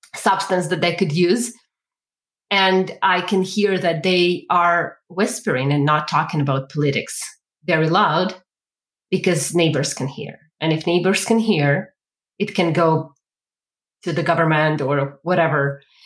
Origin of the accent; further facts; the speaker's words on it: Ukraine; now in Calgary, Canada; originally, I am from Ukraine. So I actually was raised and born in the one of the most socialist communities in the world.